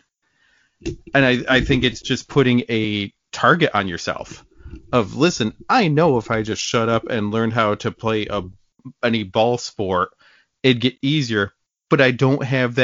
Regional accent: upstate New York, United States; I grew up in upstate New York

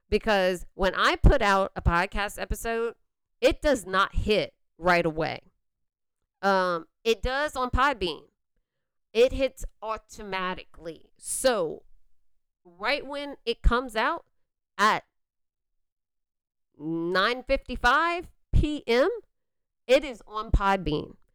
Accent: Louisiana, United States; Like you can still hear that I'm from Louisiana

